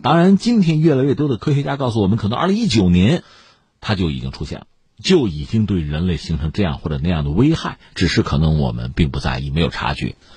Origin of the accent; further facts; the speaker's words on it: China; 这个不但是我们中国人不爱听